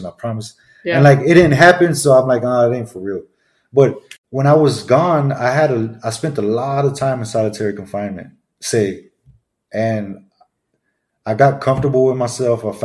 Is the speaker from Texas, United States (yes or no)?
yes; Grand Prairie, Texas, United States; I'm from Grand Prairie, Texas